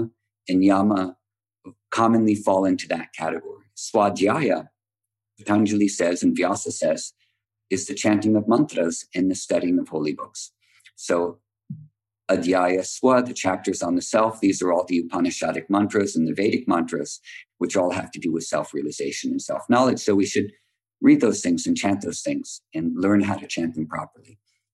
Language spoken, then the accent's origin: English; United States; also born or lived in Mysore, India; we grew up in America